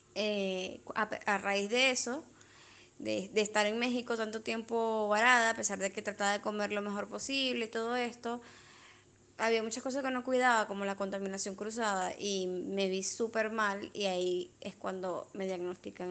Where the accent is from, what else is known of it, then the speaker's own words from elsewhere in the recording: Venezuela; moved away; Venezuela también somos los hijos del maíz